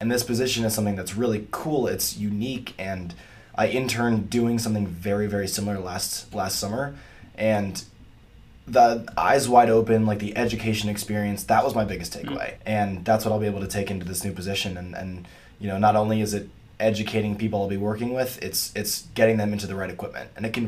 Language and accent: English; Atlanta, Georgia, United States; moved away as an adult; now in Ohio, United States; I'm from Atlanta, Georgia, just north of the city.